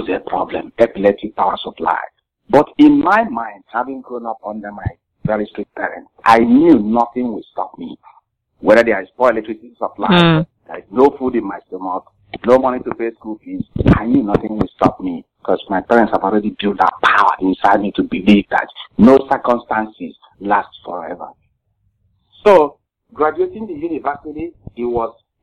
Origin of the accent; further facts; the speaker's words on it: Nigeria; moved away as an adult; now in United States; I grew up in Nigeria, West Africa